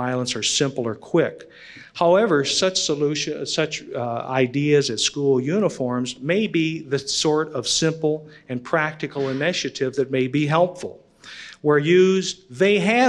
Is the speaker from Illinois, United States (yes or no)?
yes; Illinois, United States; my home state of Illinois